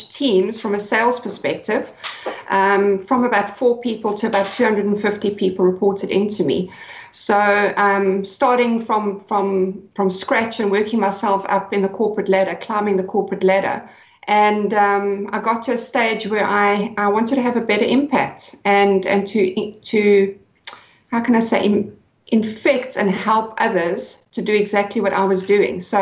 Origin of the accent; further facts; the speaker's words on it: Cape Town, Western Cape, South Africa; I'm from Cape Town in South Africa